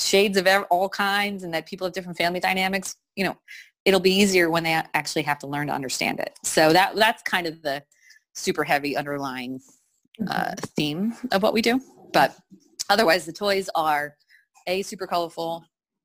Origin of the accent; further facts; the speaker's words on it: Wayne, New Jersey, United States; moved away; also born or lived in Philadelphia; I grew up in Wayne, New Jersey